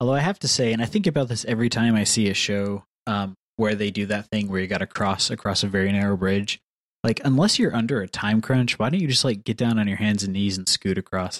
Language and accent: English; the South, United States; I'm from the South